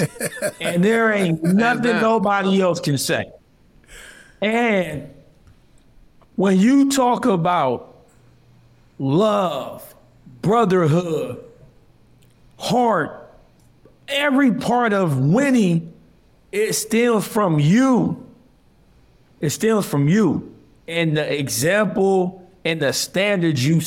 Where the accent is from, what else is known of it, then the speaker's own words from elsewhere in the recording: Ohio, United States; moved away; I'm from Ohio